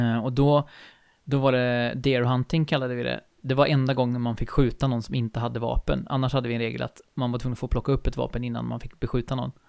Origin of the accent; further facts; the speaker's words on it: Skaraborg plain, Västra Götaland, Sweden; jag är uppväxt här i, på Slätta i Skaraborg eh, och bor ju här nu igen i Falköping.